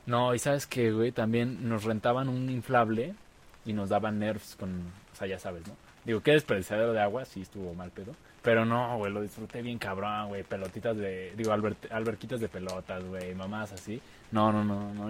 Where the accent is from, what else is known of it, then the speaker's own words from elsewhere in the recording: Mexico; como buen niño mexicano jugamos a la WWE